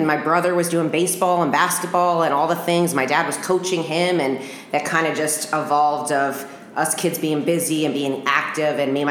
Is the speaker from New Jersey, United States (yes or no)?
yes; New Jersey, United States; accent: Jersey; moved away as an adult; now in West Coast, United States; I'm from New Jersey. Yeah. Surprise, surprise, I'm a Jersey girl.